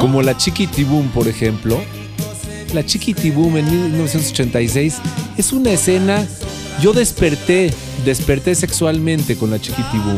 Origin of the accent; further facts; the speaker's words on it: Mexico; amamos, amamos nuestra patria